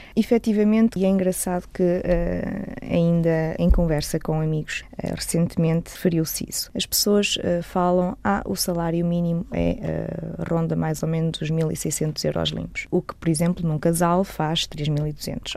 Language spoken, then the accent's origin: Portuguese; Portugal; moved away as an adult; now in Luxembourg; em Portugal, em Valdecâmara, de onde eu sou natural